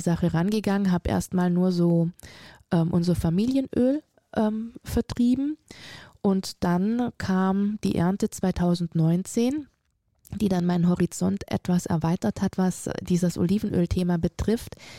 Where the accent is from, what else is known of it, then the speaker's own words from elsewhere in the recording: Friedrichshafen, Baden-Württemberg, Germany; also born or lived in Auletta, Italy; Und somit bin ich tatsächlich in Deutschland groß geworden, habe meine ganze Ausbildung hier genießen dürfen